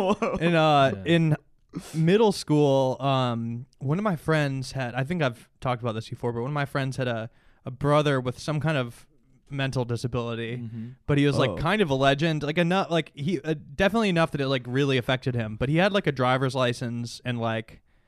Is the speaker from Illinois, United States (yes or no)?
yes; Illinois, United States; Suburbs of Chicago.